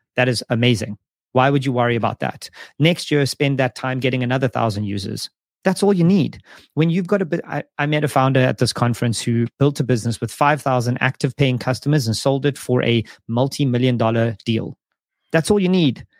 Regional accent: South Africa; moved away; South Africa as an example, it's my home country

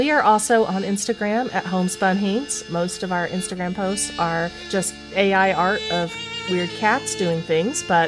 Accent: East Tennessee, United States; I grew up in East Tennessee

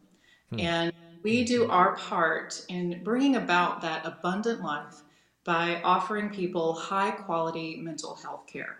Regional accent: Asheville, North Carolina, United States; moved away as an adult; also born or lived in Manhattan, New York; now in Greenwich, United States; I grew up in North Carolina, was active in the Presbyterian church in my hometown of Asheville

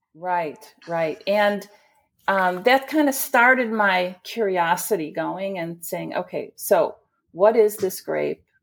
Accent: Chicago, Illinois, United States; I'm a Chicagoan. Uh, I was raised in a blue-collar family

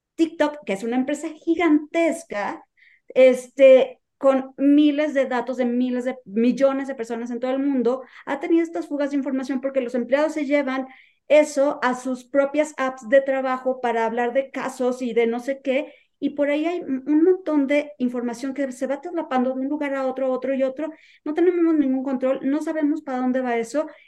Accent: Mexico; en mi experiencia como mexicana

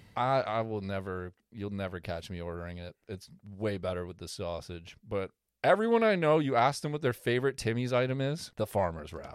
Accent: Canada; as a Canadian

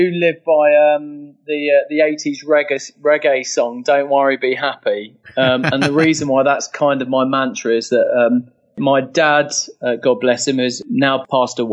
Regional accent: London, United Kingdom; I'm from London, born and bred originally

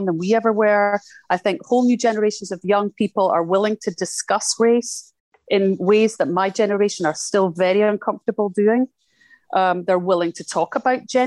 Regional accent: Scotland, United Kingdom; being Scottish growing up in Thatcher's Britain

